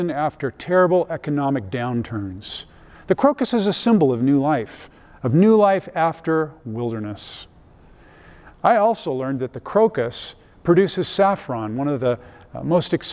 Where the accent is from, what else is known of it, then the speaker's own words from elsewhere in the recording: Riverside, California, United States; moved away as an adult; now in Colorado, United States; I grew up in Southern California, about an hour east of Los Angeles, in a place called Riverside.